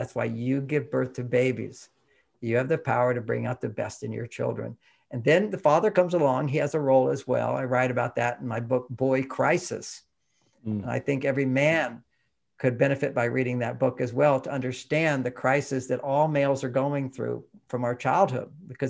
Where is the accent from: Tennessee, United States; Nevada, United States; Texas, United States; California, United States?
Texas, United States; Houston; You know, when I grew up in Houston, everybody had an LA accent in Houston because we all watched TV, and TV was from LA.